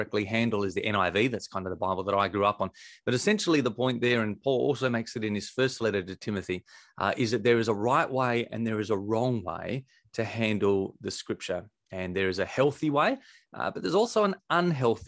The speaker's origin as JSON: {"language": "English", "town": "Victor Harbor", "region": "South Australia", "country": "Australia", "tie": "born or raised there", "said": "It's sort of my hometown where I grew up, a place called Victor Harbour"}